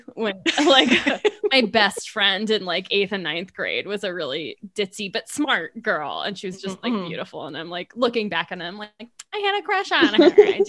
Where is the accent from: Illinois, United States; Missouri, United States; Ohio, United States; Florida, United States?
Florida, United States; growing up in Florida